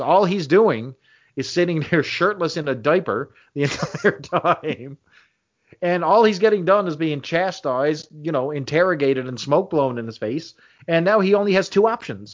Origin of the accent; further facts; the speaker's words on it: Canada; I'm a Canadian boy